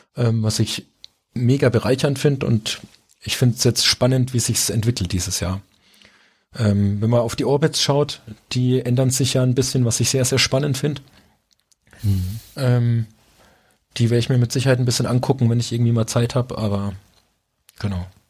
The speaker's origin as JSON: {"language": "German", "region": "Rhön", "country": "Germany", "tie": "born or raised there", "also_born_or_lived": "Saarland / French-Luxembourg border area", "moved": "yes", "lives_now": "Middle Franconia, Germany", "said": "weil es meine Heimat ist"}